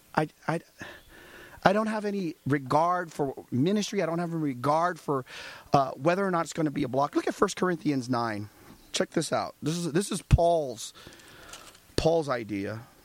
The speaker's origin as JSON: {"language": "English", "country": "United States", "said": "I'm an American"}